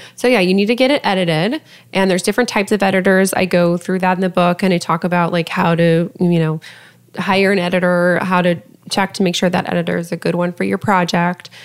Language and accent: English; Lafayette, Colorado, United States; my hometown of Lafayette, Colorado